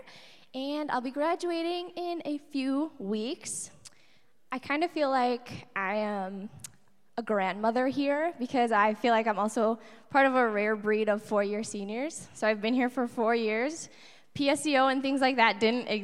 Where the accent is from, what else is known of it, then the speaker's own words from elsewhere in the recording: Appleton, Wisconsin, United States; moved away; also born or lived in Stevens Point, Wisconsin; I'm originally from Appleton, Wisconsin.